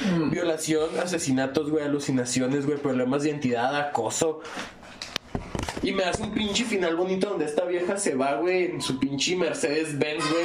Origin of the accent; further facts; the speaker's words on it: Chihuahua, Mexico; Somos tres güeyes de Chihuahua